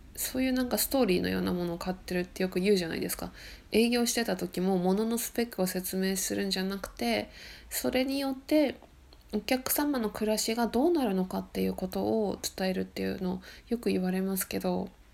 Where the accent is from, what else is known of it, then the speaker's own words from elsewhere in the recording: Akita, Japan; also born or lived in Sendai, Miyagi; now in Shimane Prefecture (remote island), Japan; 私秋田県出身なんで東北で寒いとこでね生まれてき育ってるから